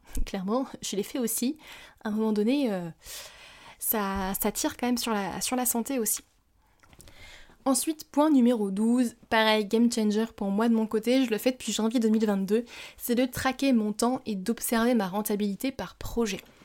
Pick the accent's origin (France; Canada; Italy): France; also born or lived in Bali / Japan; chez nous en France